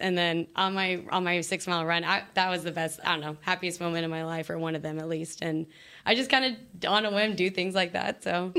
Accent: Yorba Linda, California, United States; I grew up in Yorba Linda. It's kind okay. of like, I say 20 minutes from Disneyland.

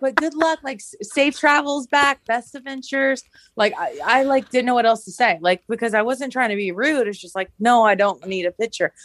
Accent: Augusta, Georgia, United States; moved away; I'm originally from Augusta and, uh, it's our hometown

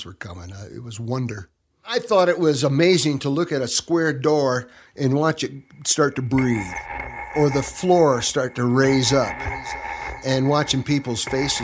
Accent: Grand Rapids, Michigan, United States; also born or lived in northern Arizona; now in Arizona, United States; I was born in Michigan, Grand Rapids, Michigan. And grew up on the Great Lakes

